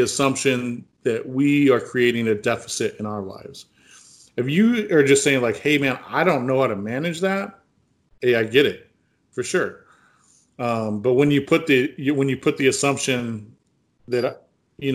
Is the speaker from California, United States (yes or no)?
yes; California, United States; I'm from California.